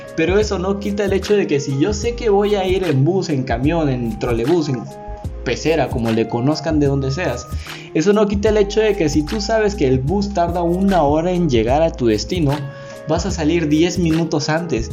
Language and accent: Spanish; Mexico; Yo soy mexicano